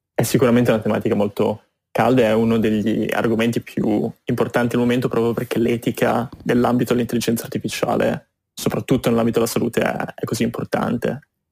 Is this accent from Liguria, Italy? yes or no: yes; Genoa, Liguria, Italy; moved away as an adult; also born or lived in London / Boston; now in New York, United States; sono partito dal Liguria, da Genova, mi sono spostato prima a Londra per studi e poi per lavoro e poi mi sono spostato in America